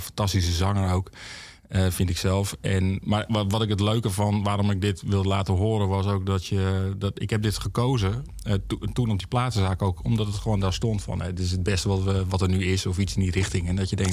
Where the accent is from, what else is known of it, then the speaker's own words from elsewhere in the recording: Heerhugowaard, North Holland, Netherlands; ik kom uit Heergewaard vandaan